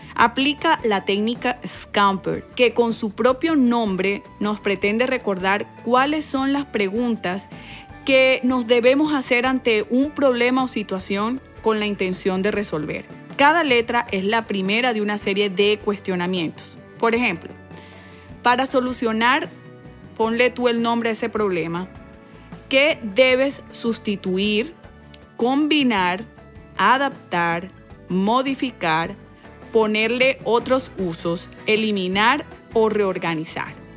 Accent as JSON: {"language": "Spanish", "town": "Valledupar", "region": "Cesar", "country": "Colombia", "tie": "born or raised there", "said": "Me crié en Valledupar, Colombia, inmersa en una cultura muy musical"}